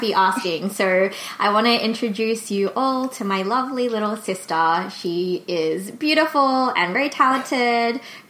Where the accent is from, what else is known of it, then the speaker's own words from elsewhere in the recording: Australia; also born or lived in South Korea; So I grew up in Korea until I was just under three. I think I moved just before my third birthday to Australia.